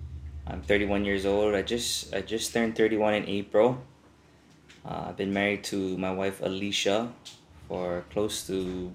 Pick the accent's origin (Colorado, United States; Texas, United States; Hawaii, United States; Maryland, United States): Hawaii, United States; Hilo; also born or lived in Oregon; I was born and raised on the Big Island, Hilo, to be more specifically. I was, you know, raised in a typical local family and just enjoyed, you know, growing up in Hilo and doing Hilo kind things.